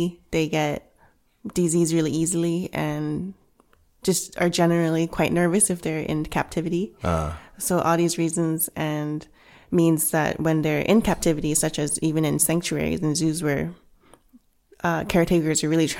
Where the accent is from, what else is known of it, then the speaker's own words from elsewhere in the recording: Vancouver, British Columbia, Canada; also born or lived in Hong Kong; And one of those things is that I come from a Cantonese background. I was born in Hong Kong. raised in Canada and Vancouver, but went back to Hong Kong a lot.